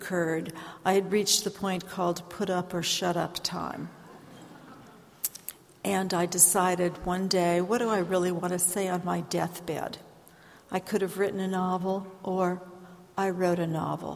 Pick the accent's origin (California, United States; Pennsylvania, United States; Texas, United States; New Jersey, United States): California, United States; San Francisco Bay Area; moved away as an adult; also born or lived in Ohio; now in Pacific Northwest, United States; I was born in Ohio. I grew up in the San Francisco Bay Area.